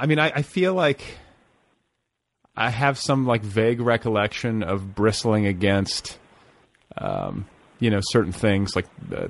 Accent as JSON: {"language": "English", "area": "the Midwest", "region": "Indiana", "country": "United States", "tie": "born or raised there", "moved": "yes", "said": "I was raised in the Midwest."}